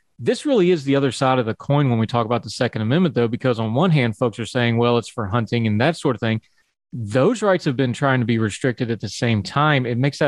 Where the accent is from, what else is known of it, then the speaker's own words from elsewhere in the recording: West Virginia, United States; I grew up rurally. I grew up in West Virginia, big hunting state.